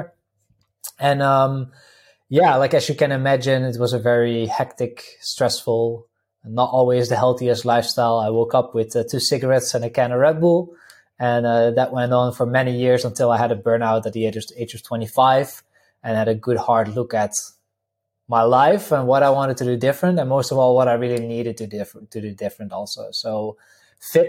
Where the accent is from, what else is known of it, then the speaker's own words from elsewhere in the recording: Netherlands; English is a second language; now in Slovenia; I'm originally from the Netherlands. People can probably pick it up a little bit from the accent